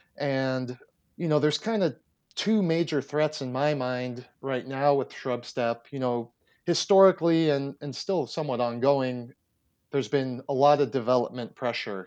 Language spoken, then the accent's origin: English; Erie, Pennsylvania, United States; moved away as an adult; also born or lived in Texas; I'm originally from Erie, Pennsylvania